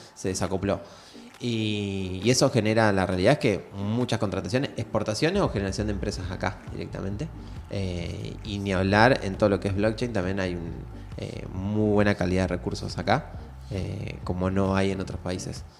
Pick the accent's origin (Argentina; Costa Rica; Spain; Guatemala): Argentina; lo que nos formó como argentino